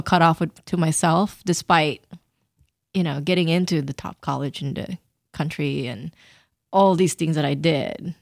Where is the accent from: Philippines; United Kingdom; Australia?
Philippines; And I grew up in the Philippines